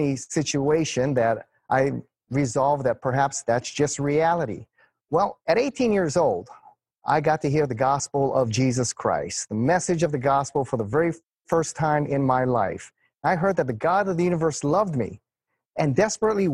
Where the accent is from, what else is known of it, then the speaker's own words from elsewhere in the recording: Hawaii, United States; growing up here in Hawaii